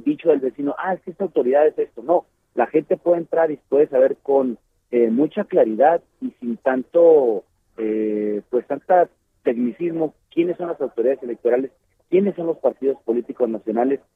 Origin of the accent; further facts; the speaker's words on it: Mexico; nosotros como mexicanas y mexicanos